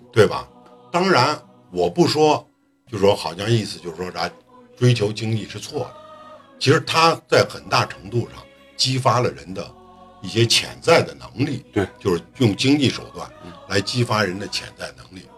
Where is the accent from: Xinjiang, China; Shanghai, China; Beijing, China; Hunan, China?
Beijing, China; 我是从小在北京长大的，我是生在北京，长在北京